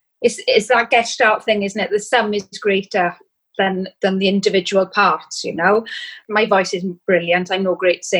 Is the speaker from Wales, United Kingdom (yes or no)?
yes; Wales, United Kingdom; I was born and bred in Wales